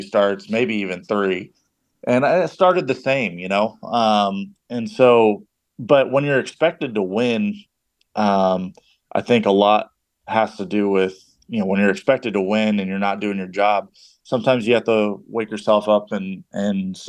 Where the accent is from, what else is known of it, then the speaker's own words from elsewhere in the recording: Anaheim, California, United States; I grew up in Anaheim